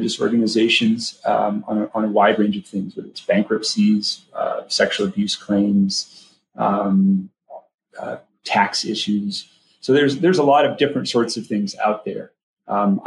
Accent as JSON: {"language": "English", "town": "Wheaton", "region": "Illinois", "country": "United States", "tie": "born or raised there", "also_born_or_lived": "Boston / Notre Dame / Washington, D.C.", "moved": "as an adult", "said": "I grew up in Wheaton, Illinois."}